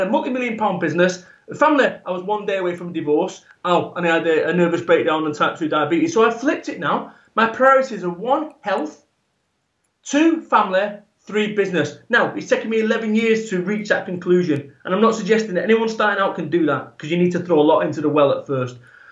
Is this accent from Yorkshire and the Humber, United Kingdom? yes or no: no; Salford, North West England, United Kingdom; I am from Salford, Manchester, proper